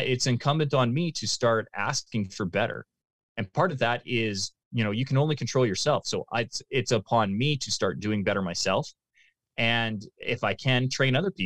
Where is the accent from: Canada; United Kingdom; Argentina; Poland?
Canada; as a Canadian